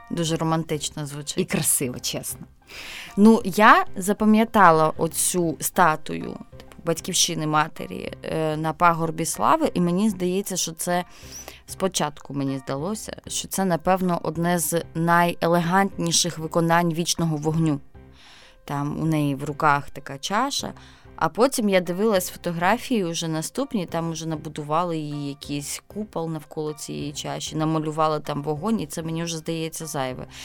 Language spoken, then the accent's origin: Ukrainian; Zaporizhzhia, Zaporizhzhia Oblast, Ukraine; всі вже слухачі нашого подкасту в курсі, що я з Запоріжжя, тому що постійно виникають якісь фідбеки під час цих розмов. Запоріжжя теж побудовано такими квадратами